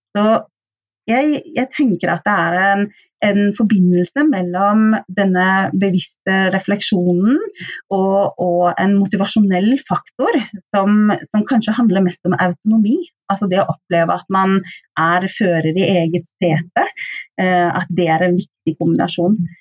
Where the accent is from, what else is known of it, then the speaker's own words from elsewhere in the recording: Oslo, Norway; moved away as an adult; now in Stavanger, Norway; så kommer jeg opprinnelig fra Oslo